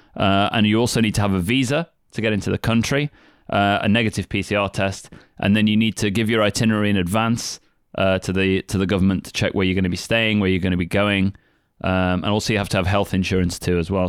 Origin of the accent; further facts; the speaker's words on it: United Kingdom; moved away as an adult; now in Kagoshima, Japan; being British